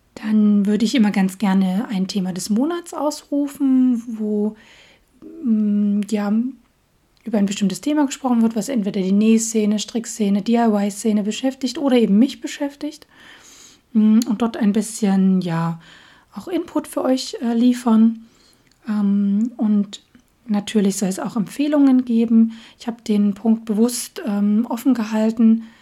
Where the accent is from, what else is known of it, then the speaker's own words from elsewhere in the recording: Dresden, Saxony, Germany; accent: Saxon; moved away as an adult; now in Göttingen, Germany; meine Heimatstadt ist Dresden. Ähm, und ja, da komme ich ursprünglich her